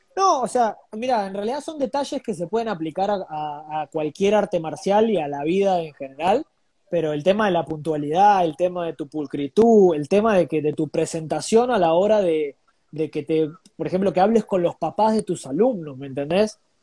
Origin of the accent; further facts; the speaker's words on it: Buenos Aires, Argentina; moved away as an adult; now in Lima, Peru; estoy orgulloso de haber nacido en esa latitud del globo